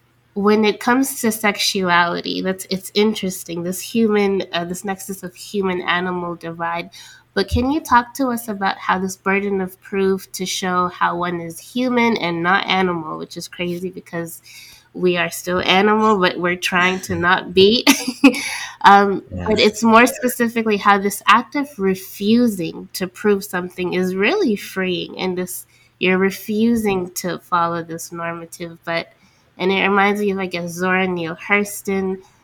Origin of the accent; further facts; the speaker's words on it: Abu Dhabi, United Arab Emirates; also born or lived in Senegal; I grew up in Abu Dhabi in the Middle East, and of course I was never, failed to remind it that you are still Senegalese by all means necessary. And every time I would go back to Senegal